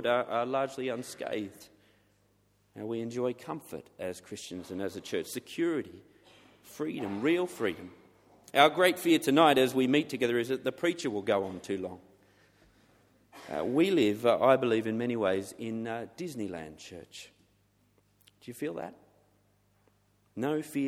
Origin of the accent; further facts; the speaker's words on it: Australia; now in England, United Kingdom; for being an Australian in England